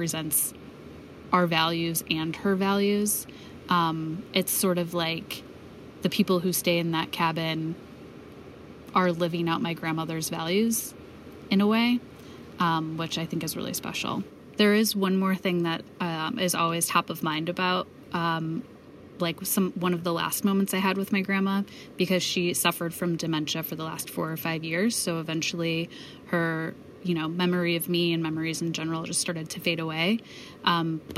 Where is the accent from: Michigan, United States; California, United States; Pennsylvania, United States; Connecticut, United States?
Michigan, United States; I grew up in Michigan, so I identify myself as a Midwesterner